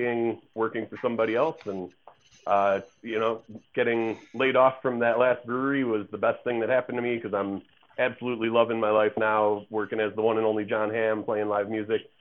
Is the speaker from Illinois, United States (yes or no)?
yes; Chicago, Illinois, United States; moved away as an adult; also born or lived in Western New York; now in Denver, United States; I grew up in Chicago, went to Western New York for college